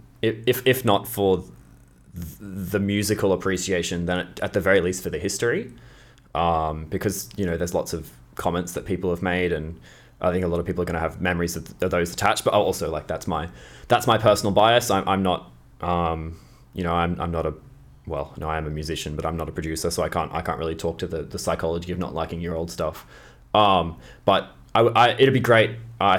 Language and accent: English; Australia; as an Australian